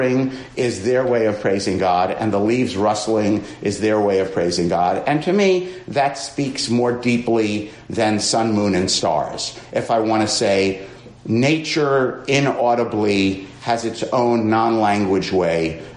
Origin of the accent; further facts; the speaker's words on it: New York City, New York, United States; I'm from Queens